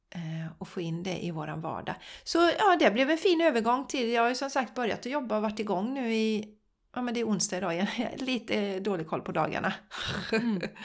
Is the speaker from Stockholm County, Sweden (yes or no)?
no; Borås, Västra Götaland, Sweden; Jag är ju uppvuxen i Borås